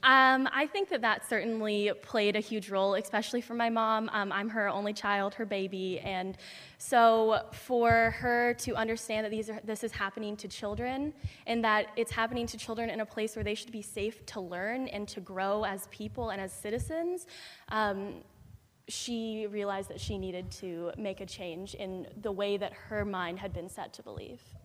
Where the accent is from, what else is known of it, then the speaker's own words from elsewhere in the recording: Redding, California, United States; now in Marin County, United States; I'm from Redding, California, which is at the very top of the state and represents a very different kind of background than the one that I found here in Marin